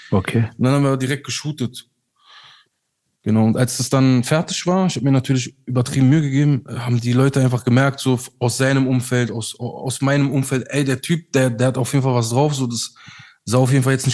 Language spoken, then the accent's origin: German; Turkey; ich war 25 Jahre alt, ja. Yeah. habe als Türke bei McDonald's gearbeitet